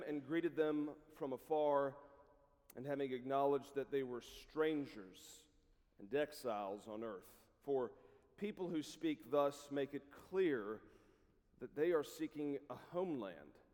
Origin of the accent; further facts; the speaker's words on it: South Carolina, United States; moved away as an adult; also born or lived in Columbia, South Carolina; now in Lookout Mountain, United States; I grew up in South Carolina